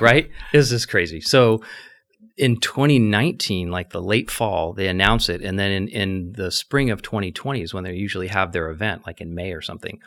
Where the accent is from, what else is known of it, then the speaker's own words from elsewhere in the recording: Scottsdale, Arizona, United States; fortunate enough to be born and raised in Scottsdale